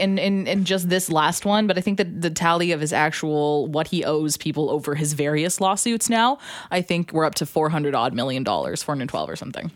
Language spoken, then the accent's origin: English; Alberta, Canada; I'm from Alberta